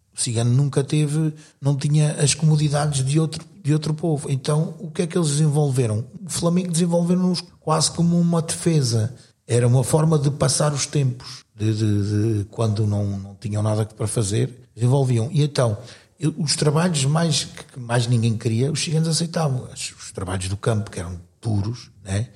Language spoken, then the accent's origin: Portuguese; Cascais, Lisbon, Portugal; also born or lived in northern Portugal; now in Sintra, Portugal; sou natural do Estoril, Cascais, aunque tenha vivido pelo norte do país, vivi cerca de talvez 15, 16 anos